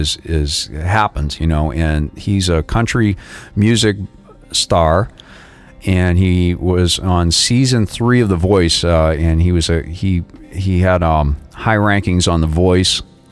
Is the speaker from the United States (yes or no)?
yes; Boston, Massachusetts, United States; accent: Boston; moved away as an adult; now in South Florida, United States; And I said, oh, I'm from Boston. He said, no, where are you from? He said, I know you're from Boston, but where? And I said, oh, I guess my accent hasn't completely disappeared being here in South Florida for 18 years.